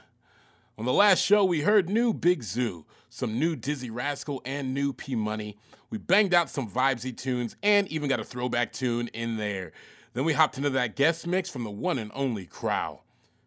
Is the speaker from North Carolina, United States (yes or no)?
no; Miami, Florida, United States; I'm from Miami and we speak a lot of Spanish down here